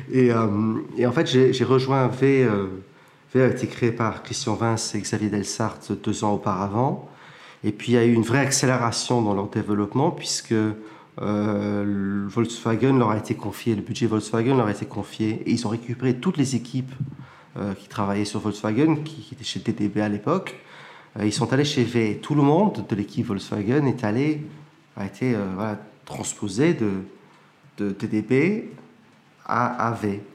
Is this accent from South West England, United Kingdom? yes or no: yes; Plymouth, South West England, United Kingdom; moved away as an adult; also born or lived in Cambridge; now in France; Je suis né à Plymouth, au Royaume-Uni